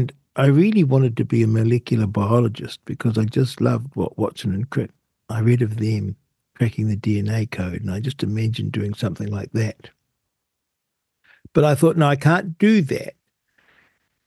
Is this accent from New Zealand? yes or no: yes; New Zealand; being a Kiwi